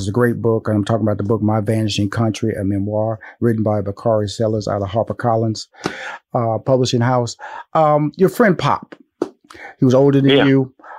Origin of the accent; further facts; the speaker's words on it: Houston, Texas, United States; Now, I'm from Houston. That was my freshman year in high school.